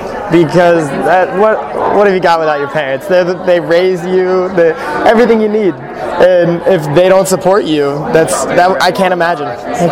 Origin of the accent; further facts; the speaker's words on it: Pittsburgh, Pennsylvania, United States; I'm from Pittsburgh, Pennsylvania.